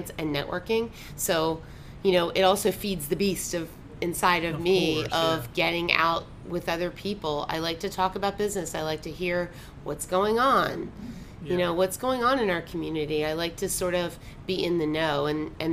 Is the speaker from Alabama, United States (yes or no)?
no; Baltimore, Maryland, United States; moved away as an adult; now in Naples, United States; I grew up in Baltimore